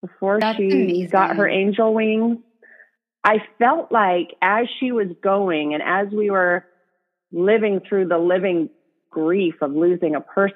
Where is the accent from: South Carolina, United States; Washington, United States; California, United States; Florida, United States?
Washington, United States; Cheney; A little town called Cheney, Washington. It's gotten bigger now, but when I grew up, it had one stoplight